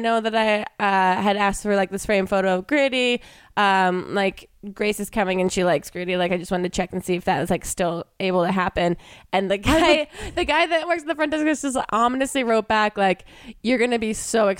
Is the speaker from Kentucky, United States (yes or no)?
no; New Jersey, United States; I'm from South Jersey